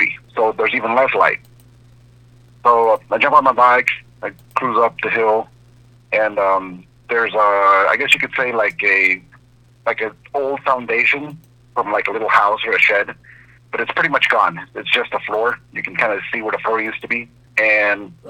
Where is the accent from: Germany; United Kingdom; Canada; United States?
United States; Southern California; I grew up here in Southern California, 10 acres of avocado